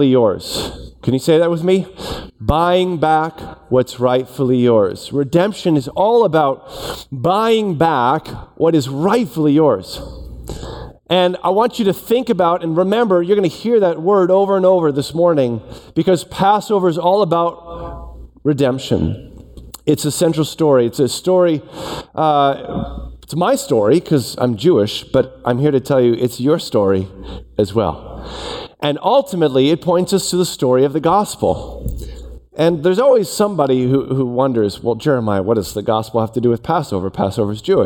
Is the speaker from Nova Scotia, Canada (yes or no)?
no; Toronto, Ontario, Canada; I grew up in Toronto.